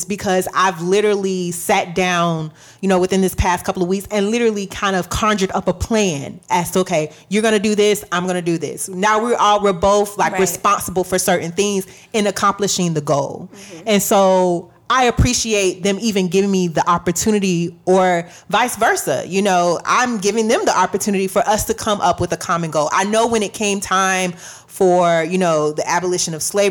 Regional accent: Florida, United States; I'm technically from the South, whatever, but I'm from Florida.

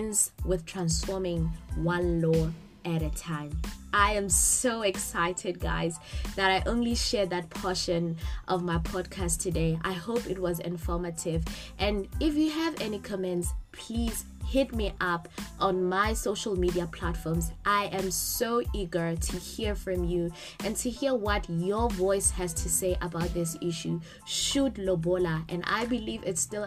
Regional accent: Lesotho; now in South Africa; As a Mosotho girl, born and bred in Lesotho, residing in South Africa

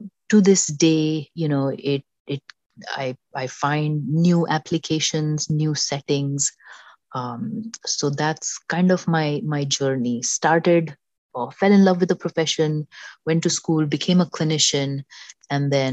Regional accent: Mumbai, Maharashtra, India; moved away as an adult; now in New York, United States; I grew up in Mumbai

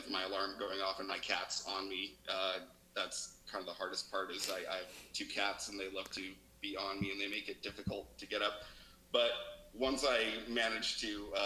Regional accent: Reno, Nevada, United States; moved away as an adult; also born or lived in Las Vegas, Nevada; now in Seattle, United States; we're both from Reno, Nevada

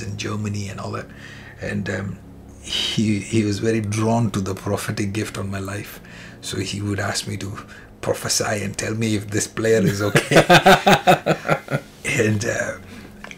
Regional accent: India; moved away as an adult; now in Canada; I'm coming from India

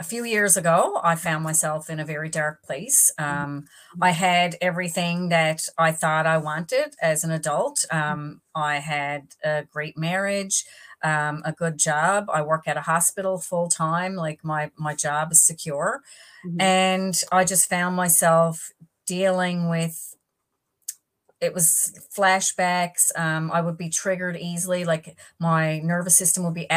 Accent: East Coast of the island, Newfoundland and Labrador, Canada; also born or lived in Northern Peninsula; I'm on the Northern Peninsula right now, but I'm from the East Coast of the island.

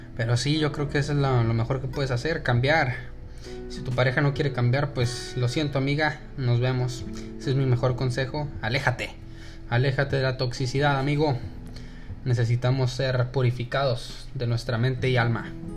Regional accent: Mexico; accent: Mexican; first language Spanish; also born or lived in El Paso, Texas; now in Dallas-Fort Worth, United States; me dijo que le gustaba mi acento de mexicano hablando inglés

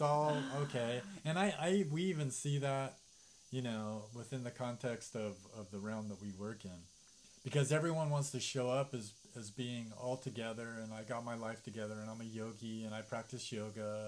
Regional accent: United States; growing up as an American

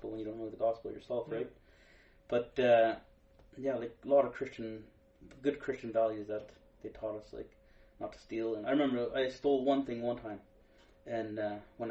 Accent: Walsingham, Ontario, Canada; in grade 4 when we switched over to the private school in Walsingham

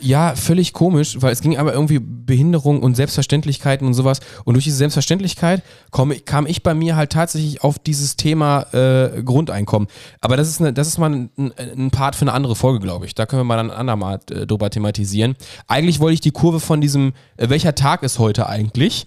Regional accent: Ruhr area, North Rhine-Westphalia, Germany; wir kommen aus dem Pott

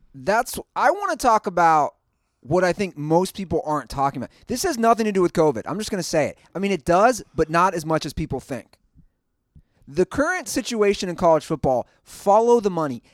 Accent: Ohio, United States; my home state

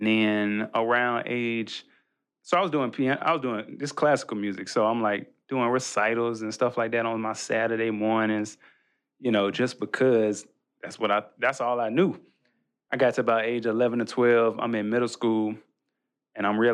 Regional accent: Birmingham, Alabama, United States; our church growing up in Birmingham

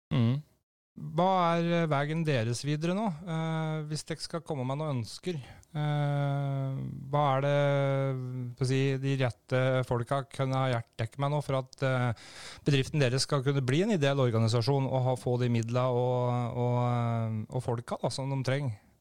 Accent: Brumunddal, Innlandet, Norway; når jeg vokste opp på da, i Brumunddal her

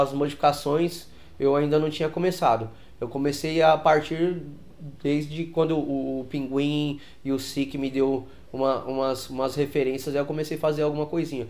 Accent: São Paulo, Brazil; lá na minha quebrada, lá na Aricanduva

